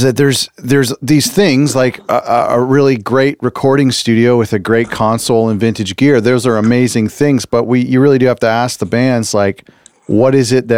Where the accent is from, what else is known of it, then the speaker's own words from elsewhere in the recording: Canada; I'm from Canada